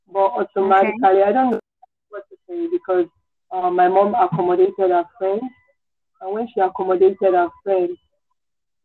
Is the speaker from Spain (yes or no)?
no; Ebonyi, Nigeria; I'm from Ebonyi State.